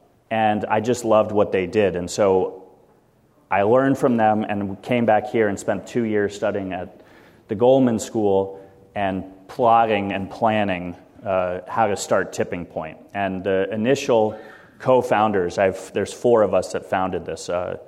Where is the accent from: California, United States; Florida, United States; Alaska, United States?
California, United States; San Francisco; I was born and raised in San Francisco.